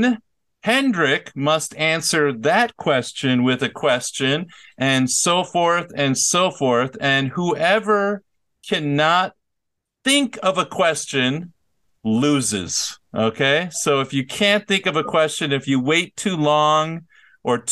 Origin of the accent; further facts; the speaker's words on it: Minnesota, United States; My hometown is Minnesota.